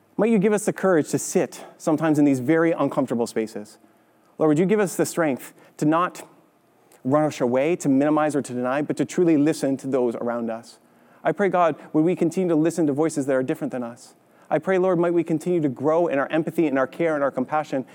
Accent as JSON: {"language": "English", "country": "Canada", "tie": "born or raised there", "said": "growing up in Canada"}